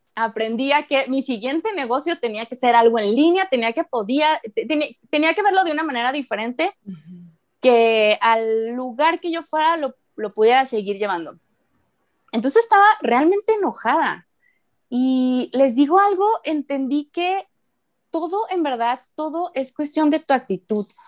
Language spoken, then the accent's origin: Spanish; Guadalajara, Jalisco, Mexico; moved away as an adult; also born or lived in Manzanillo, Colima; viví en Guadalajara hasta los 22 años